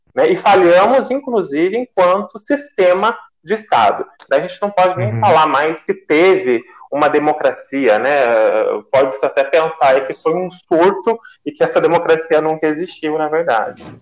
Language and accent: Portuguese; Mogi Mirim, São Paulo, Brazil; sou da cidade de Mojimirim